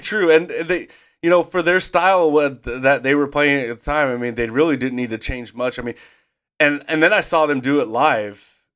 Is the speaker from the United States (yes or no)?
yes; Idaho, United States; we grew up in Idaho